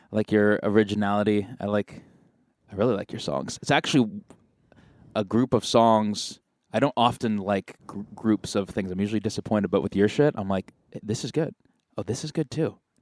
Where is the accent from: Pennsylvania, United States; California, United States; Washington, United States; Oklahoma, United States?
California, United States; Marin County; I'm from Marin County